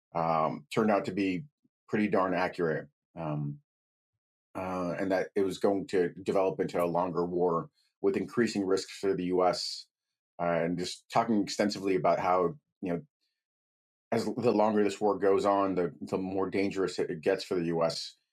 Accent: United States; also born or lived in Ukraine / Brooklyn; I was raised in the United States. I came over when I was four years old. I, I only know uh, America

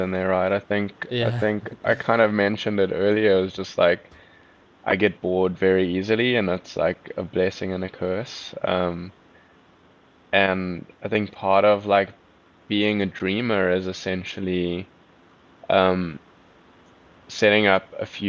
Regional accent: South Africa; accent: South African; my South African accent

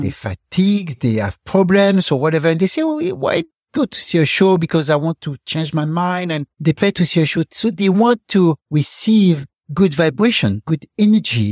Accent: Fort-de-France, Martinique; moved away; also born or lived in Paris; grew up in Martinique, then in Paris, and I was born in Martinique, in the capital of Martinique, Fort-de-France

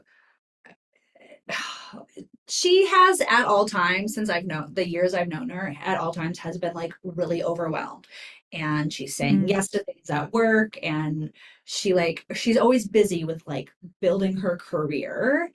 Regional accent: New York, United States; now in West Coast, United States; My family's Italian. Mm-hmm. We're from New York.

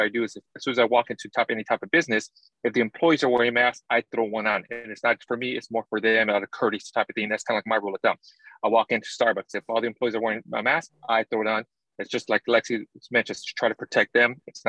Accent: United States; also born or lived in Southern California; being an American

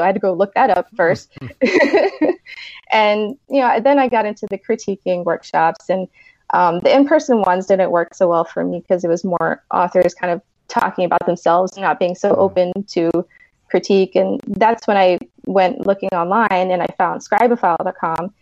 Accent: Key West, Florida, United States; I grew up on an island. I'm from Key West, Florida.

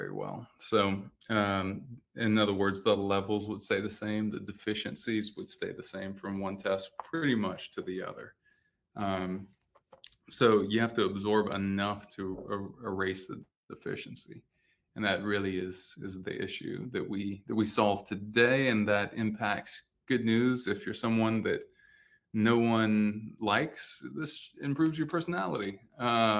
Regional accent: coastal Louisiana, United States; also born or lived in Austin, Texas; now in Miami, United States; I grew up in Louisiana, in coastal Louisiana

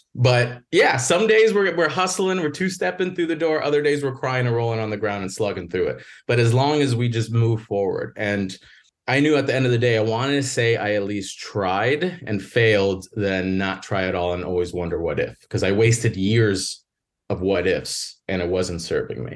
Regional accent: Northwest Indiana, United States; also born or lived in Chicago; I grew up in the Midwest, Northwest Indiana, right outside Chicago

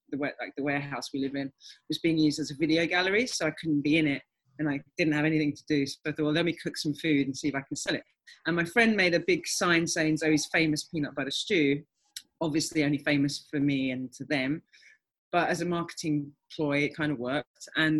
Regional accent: London, United Kingdom; also born or lived in Ghana / Ireland / Berlin, Germany; the majority of my childhood, I guess, was growing up in Southeast London

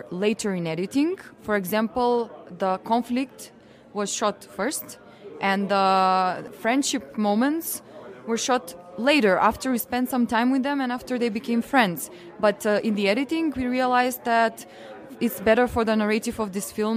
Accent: North Macedonia; from Macedonia

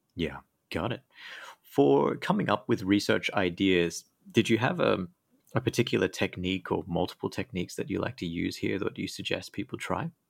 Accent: Australia; also born or lived in United Kingdom; now in Thailand; I used to live in the U K, but I'm actually from Australia

